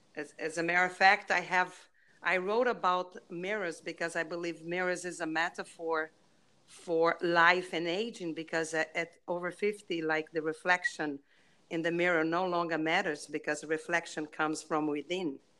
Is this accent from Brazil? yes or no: yes; Brazil; English is a second language; moved away; my accent, I am from Brazil